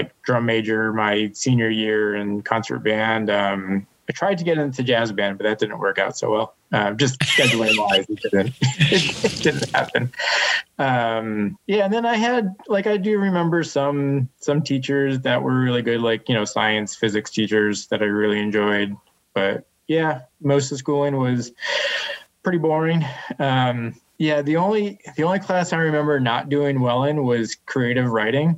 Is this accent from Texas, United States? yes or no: no; Western Massachusetts, United States; I grew up in Western Massachusetts.